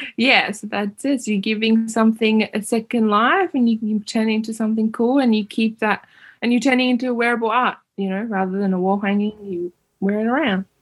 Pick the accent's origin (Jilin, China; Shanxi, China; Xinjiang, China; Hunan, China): Xinjiang, China; East Turkestan; English is a second language; now in Australia; I'm half Uzbek, half Uyghur. Growing up in East Turkestan, occupied East Turkestan under CCP education.